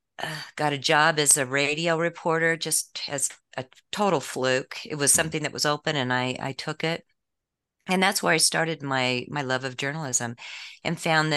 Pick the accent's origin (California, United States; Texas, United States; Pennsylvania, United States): California, United States; San Diego; born there; also born or lived in American West; Sure. I was born in San Diego, and my father was a police officer who ended up going into the DEA. So we moved around quite a bit around the West